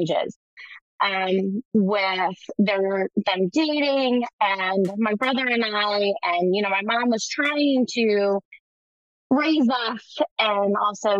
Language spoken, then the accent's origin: English; Baltimore, Maryland, United States; I was actually born and raised in Baltimore, Maryland